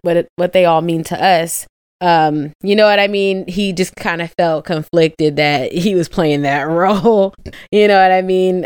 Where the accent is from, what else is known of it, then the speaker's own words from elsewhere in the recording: Midwest, United States; I'm from the Midwest, too